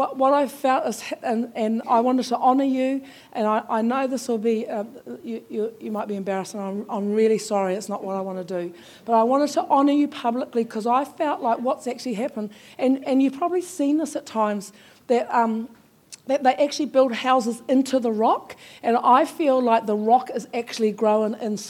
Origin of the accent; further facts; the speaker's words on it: Taranaki, New Zealand; moved away; I'm from Taranaki and I've recently returned, so that's where I belong now.